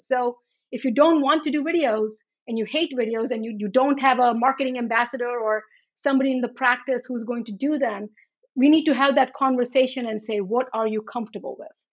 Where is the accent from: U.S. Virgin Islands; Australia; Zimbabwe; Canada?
U.S. Virgin Islands; Charlotte Amalie; moved away; also born or lived in India; I grew up in the Virgin Islands.